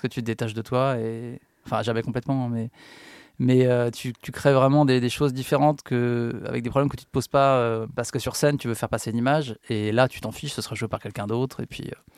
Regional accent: Paris, Île-de-France, France; je suis né à Paris

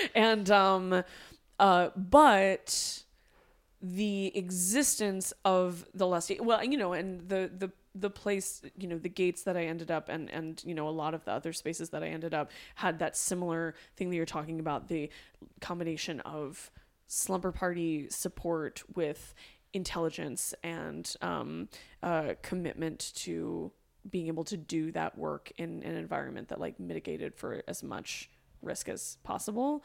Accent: California, United States; I grew up in California

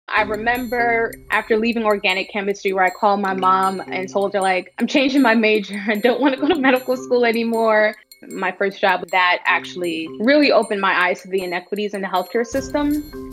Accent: New York City, New York, United States; also born or lived in Bahamas / Washington, D.C.; I was born in the Bahamas, but moved to the United States when I was eight months old. So I'm pretty much American and grew up in New York my entire life. I grew up in the Bronx mostly

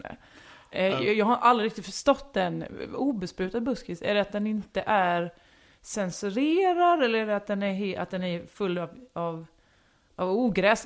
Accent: Halmstad, Halland County, Sweden; moved away; also born or lived in western Småland; var uppvuxen i västra Småland, bodde i Halmstad, då, mina, eh, identitetsbyggande år

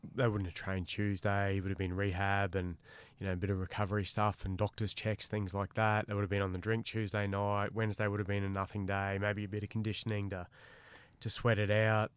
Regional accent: Queensland, Australia; I'm a Queenslander

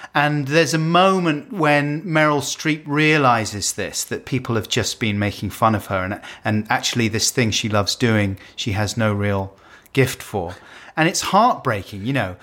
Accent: United Kingdom

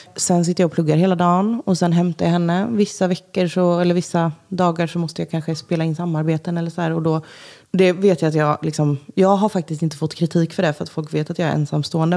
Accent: Jönköping, Jönköping County, Sweden; moved away as an adult; now in Stockholm, Sweden; jag har alltså, jättemycket barndomskompisar hemma i Jönköping

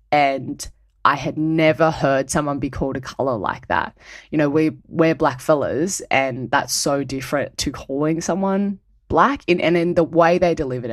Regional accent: Cronulla, New South Wales, Australia; I was born and raised on Darawa country, south of Sydney, in an area that you'd probably know as Cronulla.

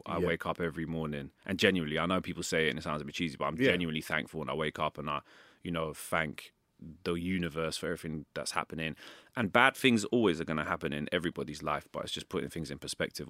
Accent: London, United Kingdom; also born or lived in Tehran, Iran; And we left in 1986 when I was 5 years old, and we came to London. I had family here.

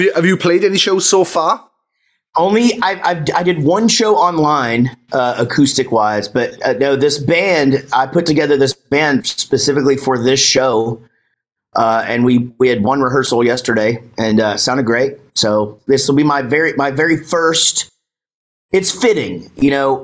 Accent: Texas, United States; I'm from Texas

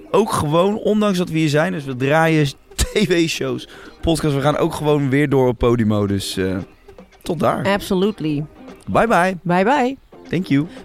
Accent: West Flanders, Belgium

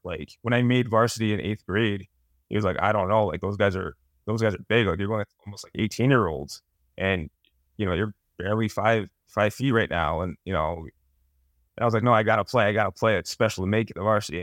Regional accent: Massachusetts, United States; born or raised there

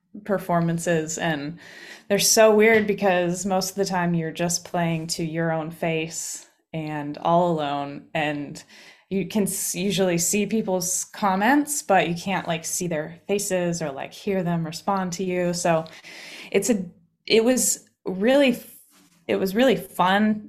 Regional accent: Pittsburgh, Pennsylvania, United States; now in Rhode Island, United States; I'm from Pittsburgh.

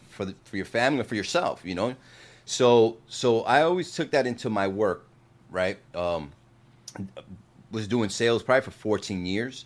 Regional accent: New Jersey, United States; moved away; also born or lived in Puerto Rico; I'm from Jersey

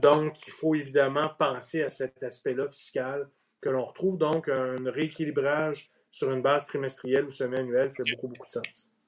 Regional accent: Outaouais, Quebec, Canada; je viens d'Outaouais. Mhm. Mon père a été longtemps directeur de caisse populaire dans l'Outaouais.

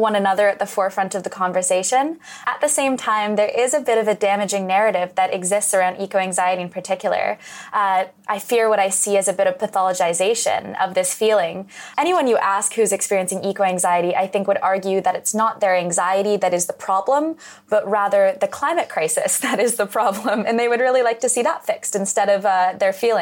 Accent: Western Canada, Canada; I grew up in Western Canada, just adjacent to the oil sands

